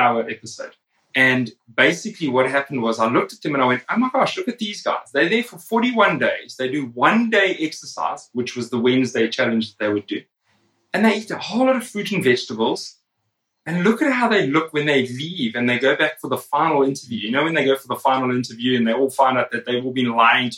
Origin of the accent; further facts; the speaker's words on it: South Africa; I grew up in South Africa.